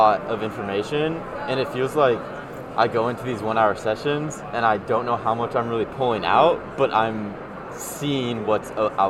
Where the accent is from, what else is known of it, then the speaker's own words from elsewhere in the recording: Chico, California, United States; I'm originally from Chico, California.